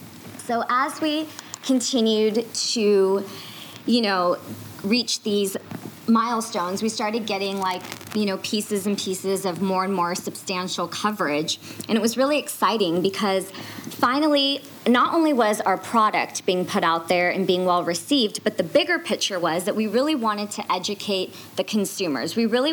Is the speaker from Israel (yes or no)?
no; India; you know, we're Indian, so we got to go back home. We got to travel to Mumbai to do that.